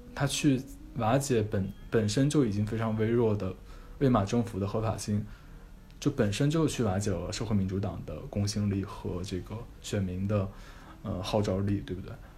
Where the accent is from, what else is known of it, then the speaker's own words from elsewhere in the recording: China; 我们中国人